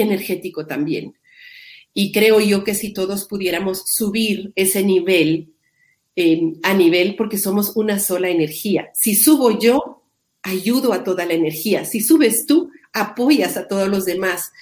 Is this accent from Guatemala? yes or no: yes; Guatemala; yo vivo en Guatemala, soy guatemalteca